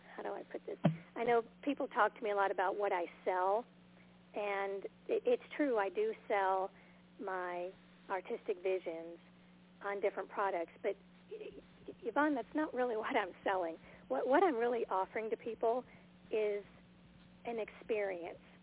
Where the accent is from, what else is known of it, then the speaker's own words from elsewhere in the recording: Southfield, Michigan, United States; now in Montana, United States; I was from Michigan too. I was born outside of the uh, Detroit area in Southfield